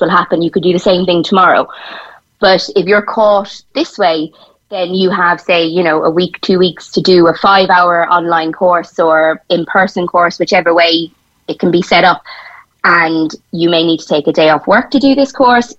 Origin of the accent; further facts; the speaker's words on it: Tipperary, Munster, Ireland; moved away as an adult; now in Cork, Ireland; when I first moved down to Cork, a lot of my friends were we, we're from Tipperary